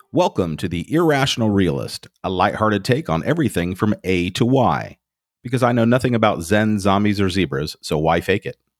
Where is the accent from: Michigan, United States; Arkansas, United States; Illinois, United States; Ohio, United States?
Ohio, United States; Lebanon; I was raised in the Lebanon Presbyterian Church with Woody Harrelson